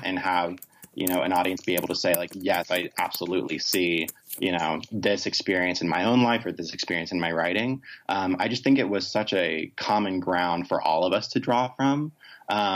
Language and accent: English; Rome, Georgia, United States; I'm originally from Rome, Georgia, which is not exactly a LGBT haven of the world